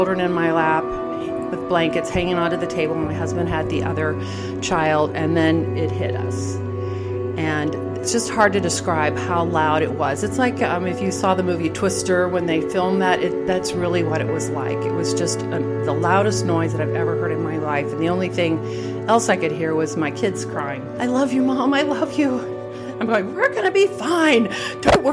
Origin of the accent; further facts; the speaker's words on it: California, United States; moved away; I grew up in California